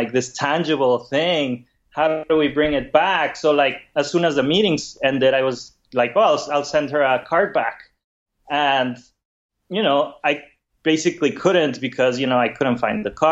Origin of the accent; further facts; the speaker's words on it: Mexico; moved away as an adult; now in San Francisco, United States; I'm originally from Mexico, but I've been in San Francisco for the last 12 years